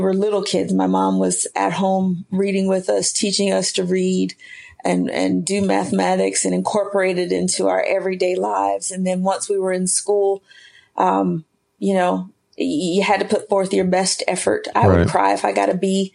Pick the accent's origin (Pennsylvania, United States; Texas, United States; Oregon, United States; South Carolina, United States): South Carolina, United States; Spartanburg; also born or lived in Sherrill, South Carolina; I am originally from South Carolina, born in a small town called Sherrill, South Carolina, but raised in Spartanburg